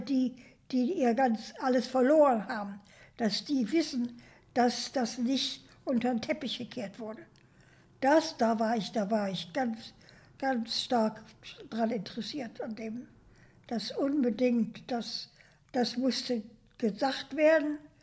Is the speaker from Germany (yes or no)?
yes; Germany; moved away as an adult; also born or lived in New York, United States; dass ich Deutsch war